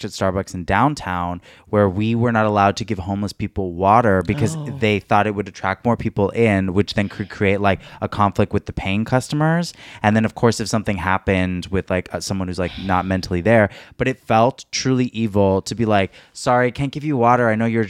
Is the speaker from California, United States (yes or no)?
yes; California, United States; that's how you know we're all from SoCal